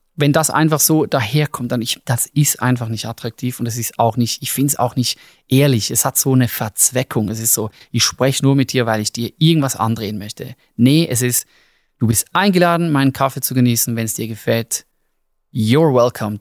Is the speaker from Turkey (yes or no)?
no; Switzerland; wir als Schweizer